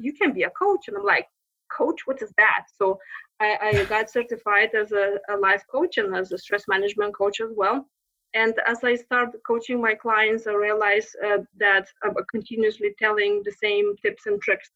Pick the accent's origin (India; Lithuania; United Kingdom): Lithuania; accent: Lithuanian; English is a second language; moved away as an adult; also born or lived in Texas; now in United States; my Lithuanian maiden name